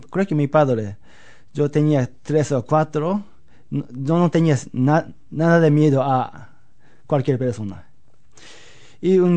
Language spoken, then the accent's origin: Spanish; Osaka, Japan; Spanish is a second language; moved away as an adult; also born or lived in Seville, Spain; Pues yo soy japonés, nací en Japón. Eh, ¿Dónde? En Osaka, el centro de Osaka.